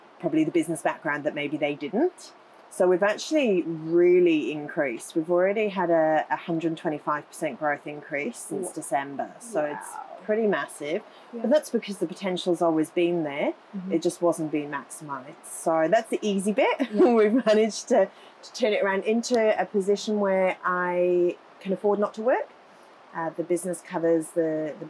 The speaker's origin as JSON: {"language": "English", "country": "United Kingdom", "also_born_or_lived": "Gold Coast, Australia", "moved": "as an adult", "lives_now": "Coomera, Australia", "said": "I'm originally from the UK"}